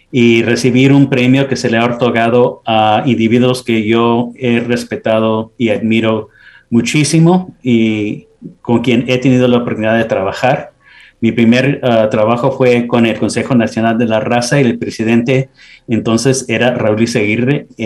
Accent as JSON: {"language": "Spanish", "town": "Los Angeles", "region": "California", "country": "United States", "tie": "born or raised there", "also_born_or_lived": "El Paso", "said": "Yo nací en El Paso, pero me considero como angelino, ah, haber vivido aquí en Los Ángeles casi toda mi vida."}